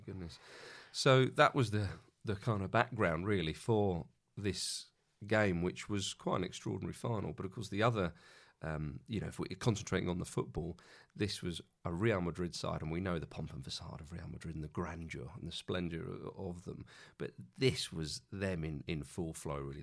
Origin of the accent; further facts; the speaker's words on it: England, United Kingdom; as an Englishman